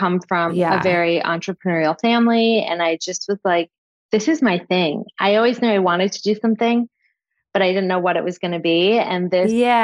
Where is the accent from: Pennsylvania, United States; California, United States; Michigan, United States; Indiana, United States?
Michigan, United States; moved away as an adult; also born or lived in New York; now in the Hamptons, United States; I'm from Michigan originally